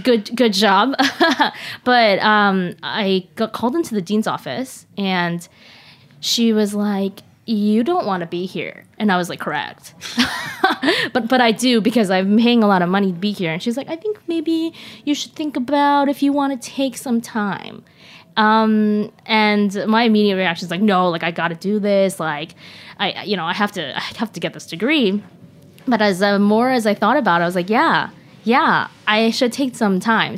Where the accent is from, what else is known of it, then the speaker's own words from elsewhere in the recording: Seattle, Washington, United States; also born or lived in Shanghai; originally from Shanghai, but grew up in Seattle